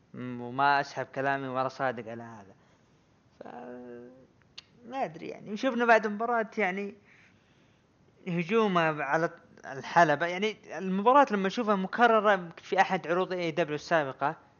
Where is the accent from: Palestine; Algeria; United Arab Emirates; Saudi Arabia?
Saudi Arabia; عندنا بالسعوديه